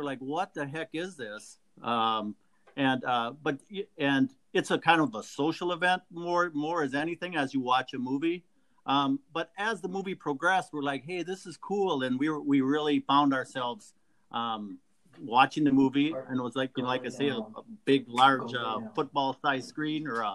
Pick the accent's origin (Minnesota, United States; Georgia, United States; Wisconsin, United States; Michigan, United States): Wisconsin, United States; central; I grew up in central Wisconsin